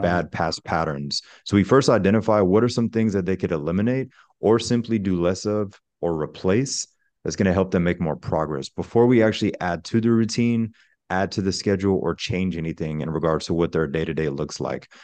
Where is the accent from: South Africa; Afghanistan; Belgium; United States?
United States; Pensacola, Florida; I'm originally from Pensacola, Florida, which is the Panhandle